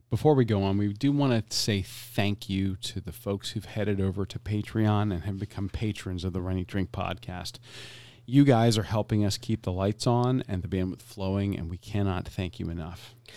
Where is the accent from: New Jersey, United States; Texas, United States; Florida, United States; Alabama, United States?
Florida, United States; Tampa; Being born and raised in Tampa, Florida